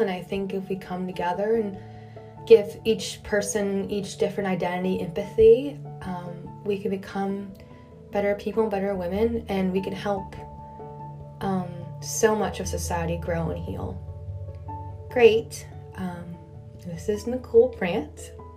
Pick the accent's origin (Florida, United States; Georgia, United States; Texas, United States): Texas, United States; moved away as an adult; now in New York City, United States; growing up in Texas, you know, grandfather from Iran, mom overseas, dad from Midwest